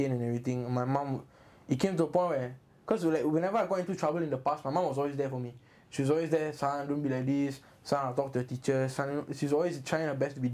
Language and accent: English; Singapore; also born or lived in Yishun; I was from Hougang